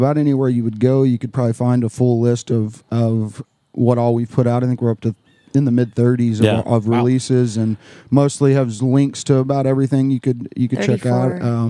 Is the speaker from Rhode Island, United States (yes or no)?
no; Mountain View, Missouri, United States; I'm from Mountain View, Missouri.